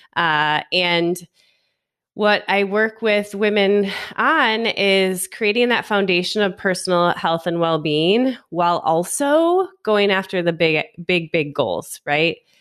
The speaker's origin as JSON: {"language": "English", "region": "Michigan", "country": "United States", "moved": "yes", "lives_now": "Las Vegas, United States", "said": "I'm from Michigan. I've lived in a handful of other places in the US, and I currently live in Las Vegas, Nevada"}